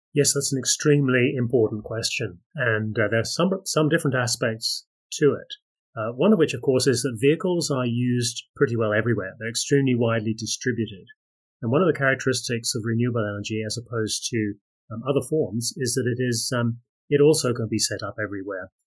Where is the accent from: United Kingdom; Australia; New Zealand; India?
Australia; I am from Australia